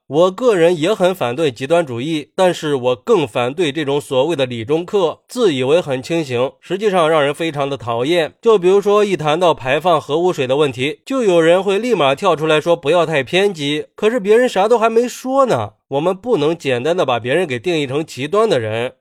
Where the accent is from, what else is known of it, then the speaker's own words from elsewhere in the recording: China; 作为一个中国人